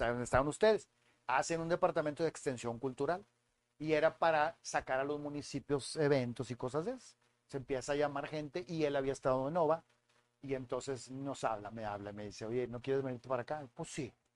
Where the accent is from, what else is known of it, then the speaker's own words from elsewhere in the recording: San Nicolás de los Garza, Nuevo León, Mexico; also born or lived in Monterrey; Yo soy de Monterrey, nacido aquí en La Conchita